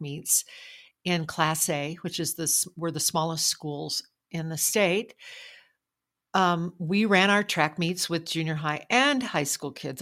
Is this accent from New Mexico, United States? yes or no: yes; Logan, New Mexico, United States; the kids in my hometown school of Logan